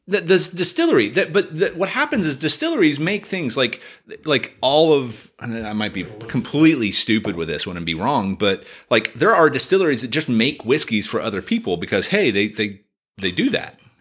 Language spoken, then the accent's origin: English; Appalachia, United States; growing up in Appalachia